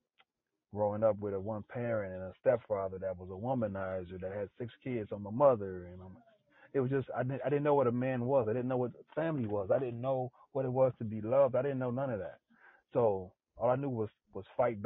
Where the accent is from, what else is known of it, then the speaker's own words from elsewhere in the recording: Los Angeles, California, United States; moved away; I grew up in South Central